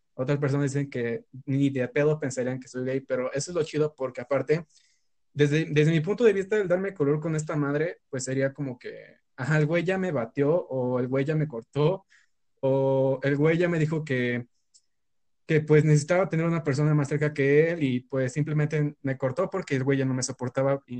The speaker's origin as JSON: {"language": "Spanish", "country": "Mexico", "said": "soy estudiante universitario mexicano de 20 años"}